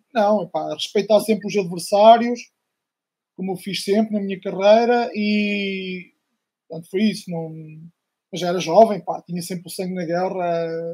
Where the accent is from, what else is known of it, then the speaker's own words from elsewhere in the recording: Arzila, Centro, Portugal; eu sou de uma aldeia de, do Conselho de Coimbra, Distrito de Coimbra, Arzila